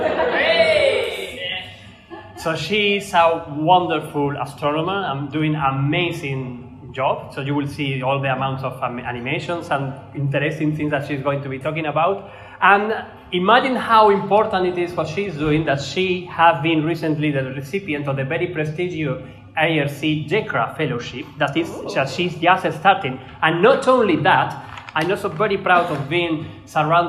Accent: Spain; now in Australia; my background is Spanish. But I'm an Aussie too

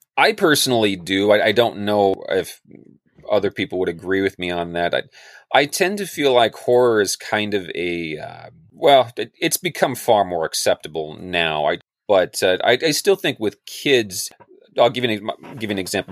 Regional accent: Chelan, Washington, United States; on Lake Chelan, which is my hometown where I grew up

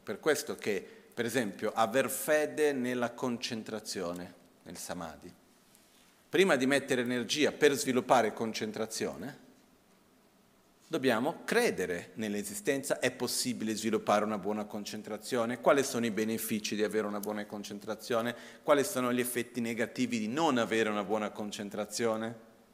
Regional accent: India; moved away; also born or lived in Brazil; il contesto in cui io ho cresciuto in India, prima in Brasile ma principalmente dopo in India

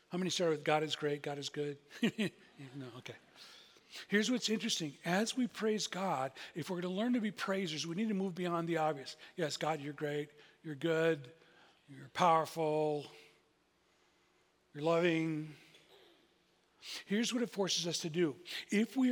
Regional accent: United States; We're from America.

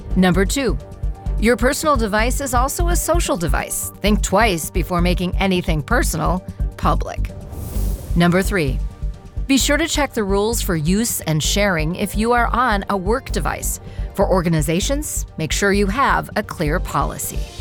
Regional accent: United States; being an American

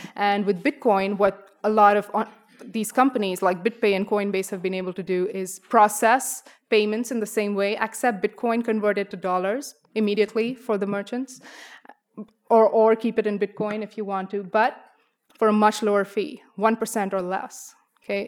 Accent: India; moved away; I'm from India.

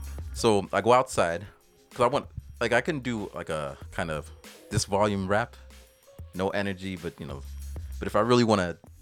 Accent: United States; born there; I guess it's because I was born in America, land of the opportunity, where they just came from Jamaica.

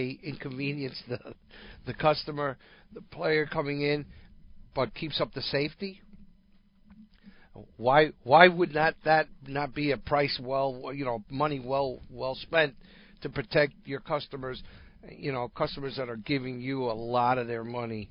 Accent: New York or near New York, United States; moved away; growing up in New York or near New York

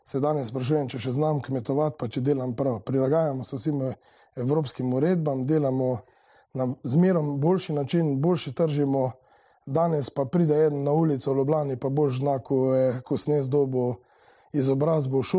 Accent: Slovenia; Slovenci smo pač na prvem mestu, je svinsko meso, na drugem mestu govedna in pa vse ostalo.

